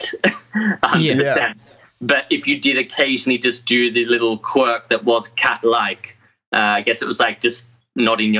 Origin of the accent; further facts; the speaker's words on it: Australia; accent: Aussie; my Aussie accent came out really strong